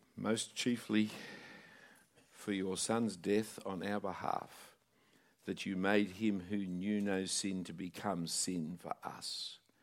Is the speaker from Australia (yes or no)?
yes; Sydney, New South Wales, Australia; I grew up in Bondi Junction